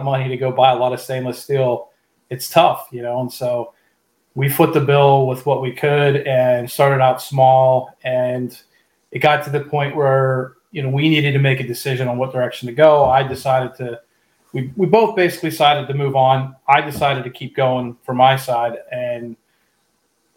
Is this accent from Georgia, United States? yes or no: no; Pittsburgh, Pennsylvania, United States; now in Central Pennsylvania, United States; I'm originally from the Pittsburgh area